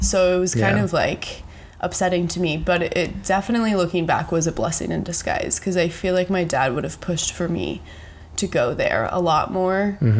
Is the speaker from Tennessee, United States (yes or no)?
no; Texas, United States; moved away as an adult; now in San Diego, United States; I know I am 23. Okay. I know that. And I was born here in San Diego, but I grew up in Texas, and now I'm back living here.